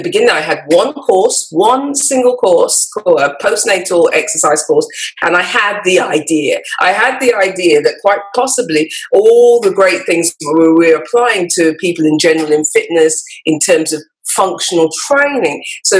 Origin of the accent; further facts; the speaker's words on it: Birmingham, West Midlands, United Kingdom; moved away as an adult; also born or lived in London; I lived in London, and I was originally from Birmingham, as you would say, in the middle of England. I was born in Birmingham.